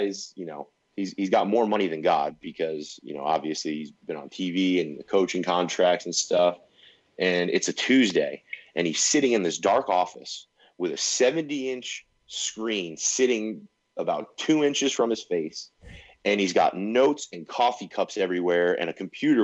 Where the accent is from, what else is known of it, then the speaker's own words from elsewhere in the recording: West Coast, United States; growing up on the West Coast